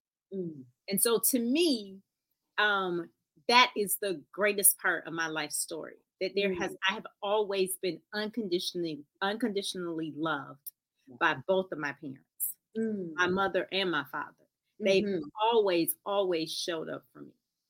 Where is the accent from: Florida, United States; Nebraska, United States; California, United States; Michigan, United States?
Florida, United States; Florida girls.